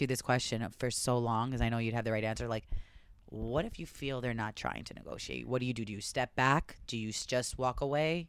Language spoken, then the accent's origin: English; Long Island, New York, United States; the girls I grew up because on Long Island